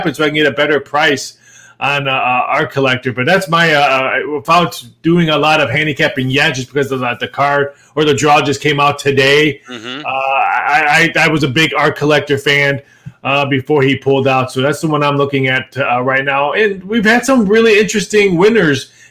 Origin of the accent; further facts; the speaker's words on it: Midwest, United States; moved away; I grew up in the Midwest